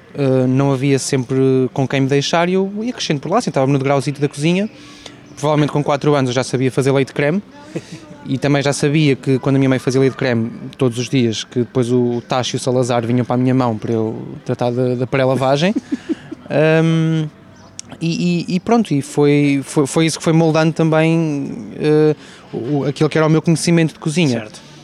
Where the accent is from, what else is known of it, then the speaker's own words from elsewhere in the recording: Portugal; also born or lived in London / Porto; estou em Portugal, sou português